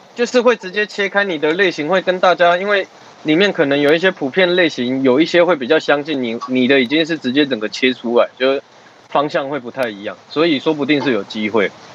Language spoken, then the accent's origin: Chinese; Tainan, Taiwan; also born or lived in Wanhua (Monga), Taipei; now in Taipei, Taiwan; 我台南人啊，只是我刚好在蒙甲这里